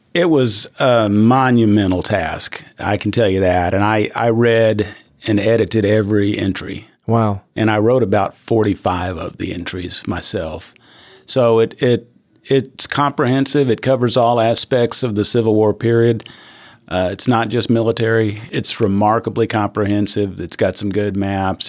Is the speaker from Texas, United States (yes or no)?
yes; Fort Worth, Texas, United States; also born or lived in New Mexico / Vernon, Texas; we ultimately settled in Fort Worth, Texas, where I grew up